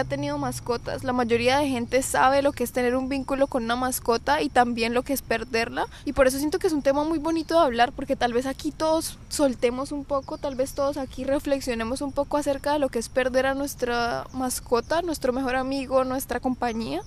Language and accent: Spanish; Bucaramanga, Santander, Colombia; nosotros somos de Colombia